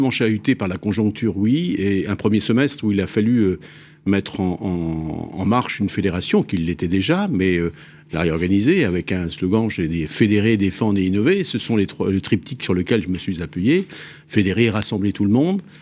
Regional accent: Brittany, France; Je suis un breton.

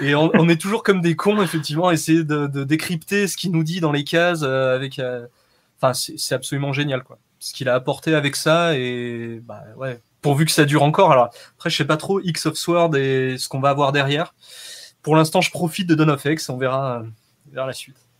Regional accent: Saint-Étienne, Auvergne-Rhône-Alpes, France; moved away; Je suis né à Saint-Etienne, ouais. Ça fait 18 ans que j'y suis plus, mais, mais je suis originaire de là-bas, ouais.

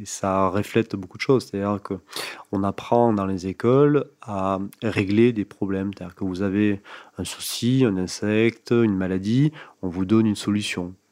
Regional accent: Bédarieux, Occitania, France; je suis né effectivement donc à Bédarieux, donc petite ville tout au nord de l'Hérault, dans le parc naturel du Languedoc. Et j'ai passé mes 18 premières années

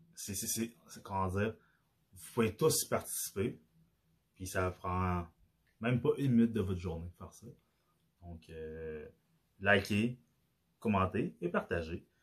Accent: Quebec, Canada; accent: Québécois; vu que j'ai l'accent québécois, que j'ai grandi au Québec. Je suis pas né au Québec, mais j'ai grandi au Québec

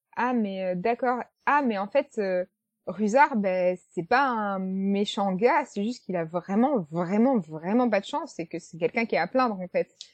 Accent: France; nous, en tant que français

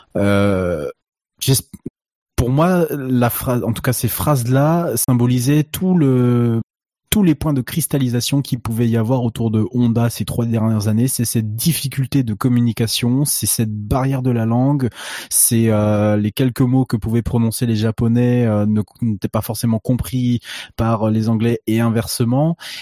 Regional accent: France; on est français

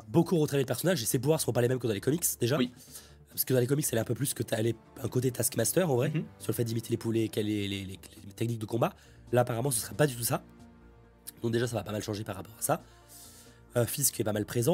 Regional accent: France; en tant que Français

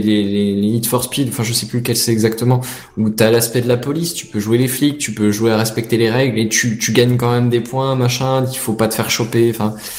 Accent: the North-East, north-east France, France; on vient du Nord-Est

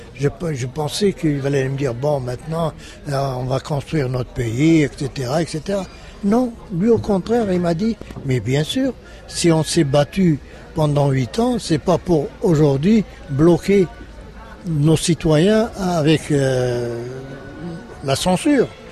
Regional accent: Sétif, Sétif Province, Algeria; moved away as an adult; also born or lived in Saint-Étienne; je suis de, de Sétif

